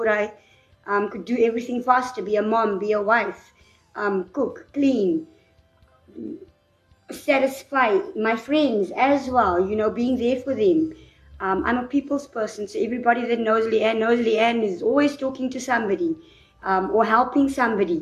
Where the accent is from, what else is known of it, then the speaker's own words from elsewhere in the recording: South Africa; I was born in South Africa.